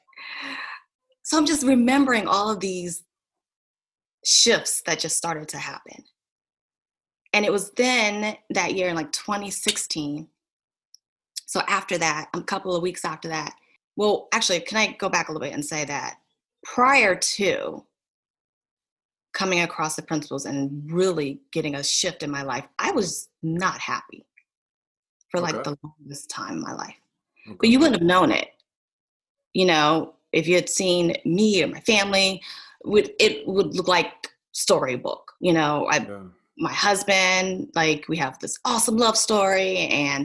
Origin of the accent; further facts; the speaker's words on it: Williamsburg, Virginia, United States; also born or lived in Richmond, Virginia; So I grew up in Williamsburg, Colonial Williamsburg. I grew up right down the street from Busch Gardens.